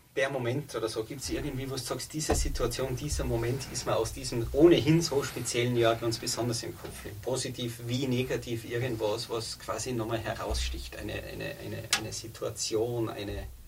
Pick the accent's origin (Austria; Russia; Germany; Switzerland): Austria; Tyrol; bei uns in Tirol